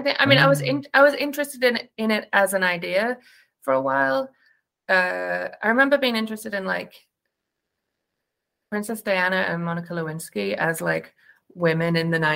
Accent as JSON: {"language": "English", "region": "England", "country": "United Kingdom", "tie": "born or raised there", "moved": "yes", "said": "I grew up in England"}